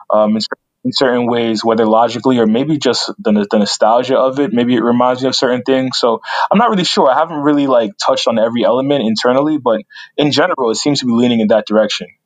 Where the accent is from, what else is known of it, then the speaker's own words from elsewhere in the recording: Union, New Jersey, United States; also born or lived in Newark, New Jersey; so grew up in Union, Union, New Jersey, probably about like 10 miles away.